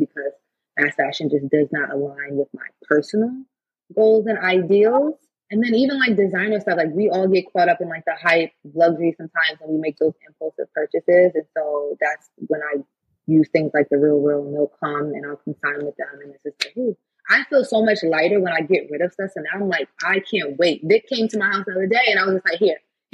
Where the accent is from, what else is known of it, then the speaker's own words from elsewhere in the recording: New York, United States; also born or lived in California; I'm from New York